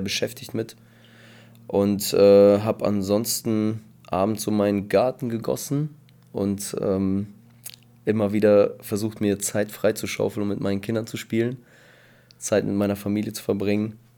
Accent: Bielefeld, North Rhine-Westphalia, Germany; also born or lived in Kazakhstan / Paderborn; now in Espelkamp, Germany; ich komme eigentlich aus Bielefeld und habe halt in Paderborn gearbeitet

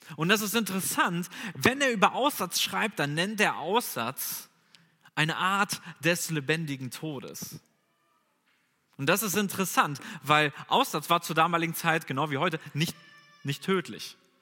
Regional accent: Bünde, North Rhine-Westphalia, Germany; moved away as an adult; now in Bonn, Germany; Ich komme ursprünglich aus Bünde, das ist ja gar nicht so weit weg von hier

